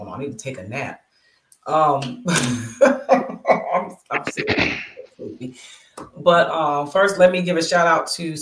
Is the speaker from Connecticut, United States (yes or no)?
no; Bristol, Pennsylvania, United States; Bristol, Pennsylvania, my hometown